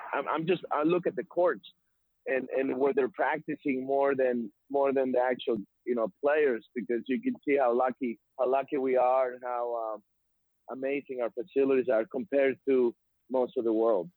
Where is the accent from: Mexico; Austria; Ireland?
Mexico; now in United States; I'm from Mexico